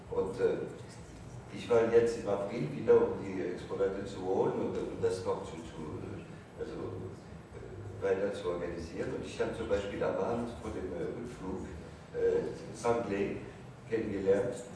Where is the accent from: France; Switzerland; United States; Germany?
France; Und natürlich bin ein Franzose